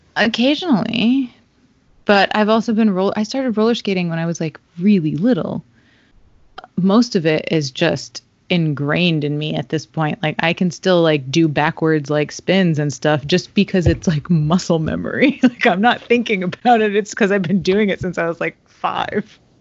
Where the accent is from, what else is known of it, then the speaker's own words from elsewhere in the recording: Stamford, Connecticut, United States; moved away as an adult; also born or lived in Rhode Island / New York City; I grew up in Stamford, Connecticut, and lived for a long time in Rhode Island and New York City